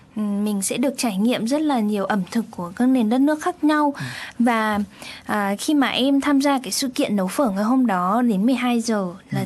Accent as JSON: {"language": "Vietnamese", "country": "Vietnam", "moved": "yes", "lives_now": "Japan"}